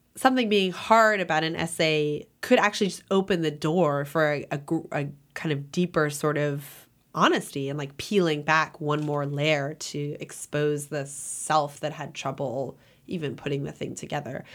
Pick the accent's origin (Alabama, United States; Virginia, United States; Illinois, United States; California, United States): California, United States; Los Angeles; moved away; also born or lived in New Haven / Iowa; I grew up in Los Angeles, which isn't a border town